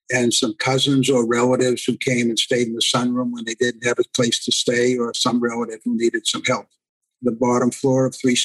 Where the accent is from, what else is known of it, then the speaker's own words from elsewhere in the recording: Boston, Massachusetts, United States; I grew up in Boston in the Mattapan section, which was part of the Roxbury Dorchester Mattapan section with 86,000 other Jews, about 6 synagogues, 4 kosher butchers, and whatever.